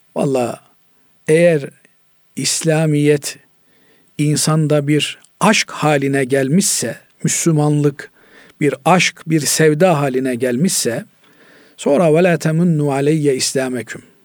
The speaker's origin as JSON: {"language": "Turkish", "region": "Black Sea Region", "country": "Turkey", "said": "bizim Karadeniz'de mısır ağırlıklı insanlar beslenir"}